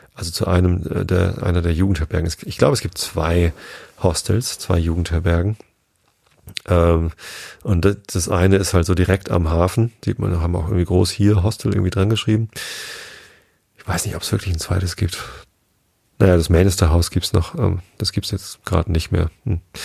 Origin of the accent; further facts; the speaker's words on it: Germany; bei uns in Deutschland